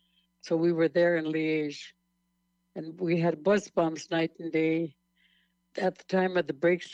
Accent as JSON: {"language": "English", "area": "Cheyenne River Sioux Tribe", "region": "South Dakota", "country": "United States", "said": "I'm from the Two Kettle Band of the Cheyenne River Sioux Tribe. Do you know, I'm 101 years old now."}